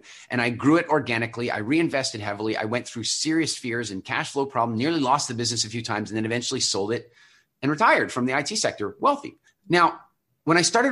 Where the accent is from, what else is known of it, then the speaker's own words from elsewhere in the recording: Halifax, Nova Scotia, Canada; moved away; I moved back to my hometown, Halifax